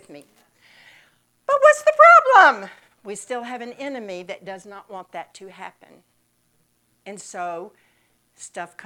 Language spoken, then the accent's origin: English; Mississippi, United States; moved away; I'm from Mississippi